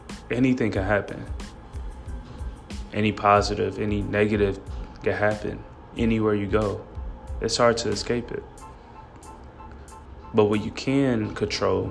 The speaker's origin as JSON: {"language": "English", "town": "Gary", "region": "Indiana", "country": "United States", "said": "I'm from Gary, Indiana, which I'm very proud to be"}